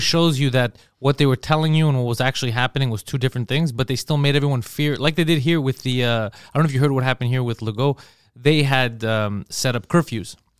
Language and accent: English; Montreal, Quebec, Canada; I grew up, I was born in Montreal